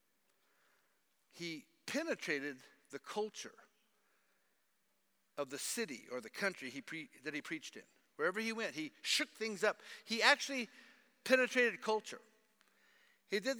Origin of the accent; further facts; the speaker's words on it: United States; moved away; I'm an American and that I've been here for a while